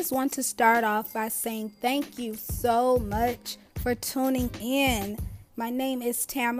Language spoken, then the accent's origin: English; Detroit, Michigan, United States; I'm 27 years old. I'm from Detroit, Michigan.